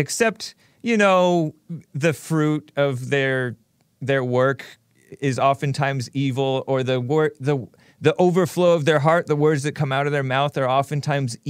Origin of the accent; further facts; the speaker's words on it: Temple City, California, United States; also born or lived in West Covina, California; I'm from Temple City, California. I was born in West Covina, Queen of the Valley Hospital.